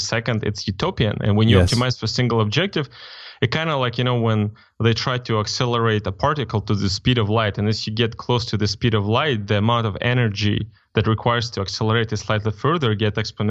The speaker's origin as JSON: {"language": "English", "country": "Moldova", "tie": "born or raised there", "said": "I mean, like I'm from Eastern Europe, right?"}